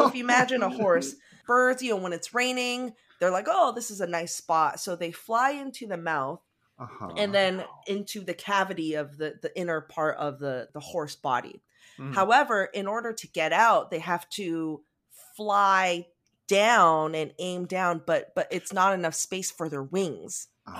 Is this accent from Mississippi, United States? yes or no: no; Sterling, Virginia, United States; now in Madrid, Spain; currently live in Madrid, Spain, where I teach middle school language arts in an American school, but I'm originally from Sterling, Virginia.